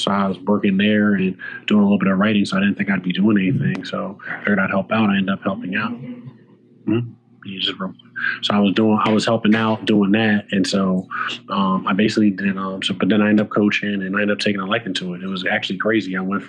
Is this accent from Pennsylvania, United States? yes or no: yes; Philadelphia, Pennsylvania, United States; I'm from Philly. I'm from the Winfield section of West Philadelphia. So I grew up basically around the corner from St. Joe's University.